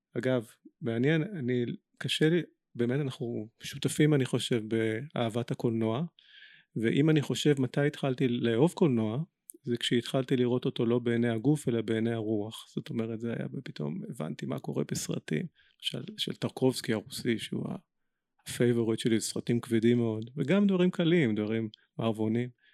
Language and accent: Hebrew; Israel; בינינו כישראלים ובינינו יהודים